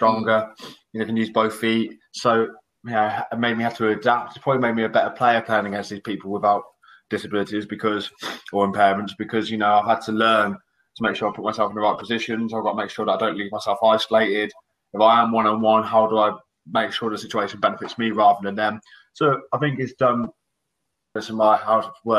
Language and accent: English; Oxfordshire, South East England, United Kingdom; I'm from Oxfordshire